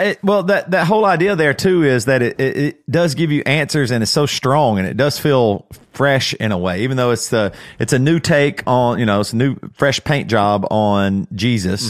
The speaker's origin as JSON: {"language": "English", "town": "Greer", "region": "South Carolina", "country": "United States", "tie": "born or raised there", "said": "growing up in Greer, South Carolina"}